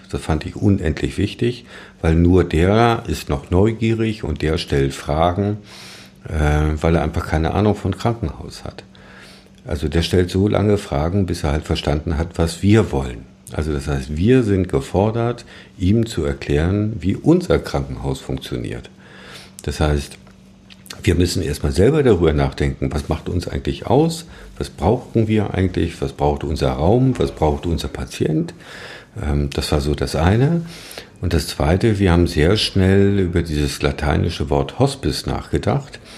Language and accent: German; Thuringia, Germany; Wir kommen ja aus dem Saale-Holzland-Kreis.